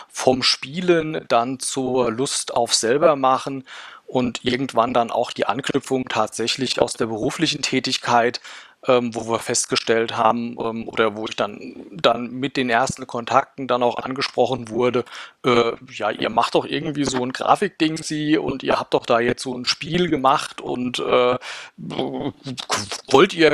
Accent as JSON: {"language": "German", "region": "Rhineland-Palatinate", "country": "Germany", "said": "ich komme aus dem schönen Rheinhessen, äh, wohne ein bisschen südlich von Mainz, für den Leuten, denen es nichts sagt, äh, im schönen Schwabsburg, kleiner Ort äh, hier am Rhein."}